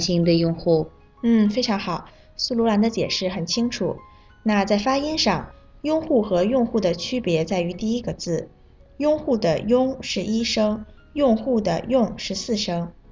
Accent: Kazakhstan; Chinese is a second language; 我是来自哈萨克斯坦

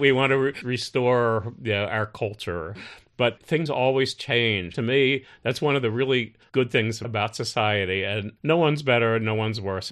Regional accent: United States; now in China; as an American

